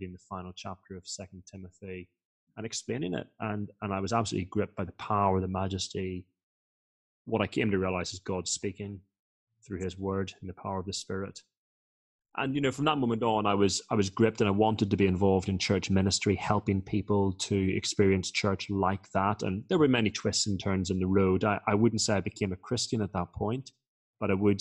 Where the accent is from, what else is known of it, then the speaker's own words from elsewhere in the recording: Northern Ireland, United Kingdom; I was born in Northern Ireland